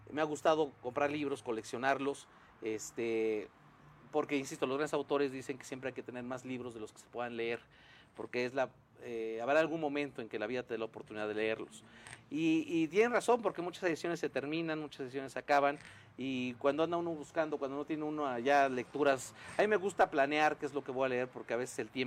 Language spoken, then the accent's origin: Spanish; Mexico; no, no, yo vivo en México, voy y Colombia, pero yo soy eh, mexicano, ¿no?